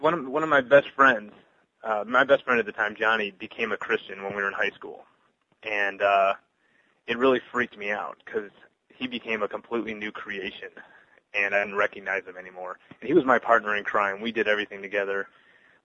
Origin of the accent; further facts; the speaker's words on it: Glenview, Illinois, United States; I grew up in Glenview, which is just 20 miles north of Chicago.